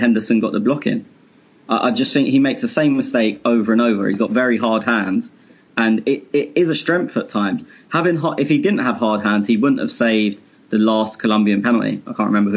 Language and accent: English; England, United Kingdom; I'm English.